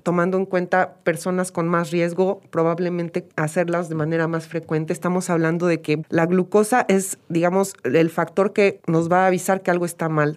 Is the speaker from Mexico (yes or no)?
yes; Mexico; Nosotros como mexicanos